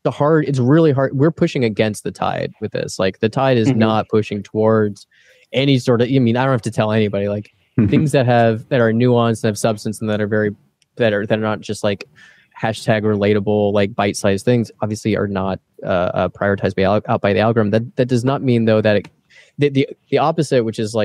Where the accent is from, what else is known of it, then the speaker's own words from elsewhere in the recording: Texas, United States; also born or lived in Austin; now in Chicago, United States; we're from Texas, so we can do a Hank Hill pretty well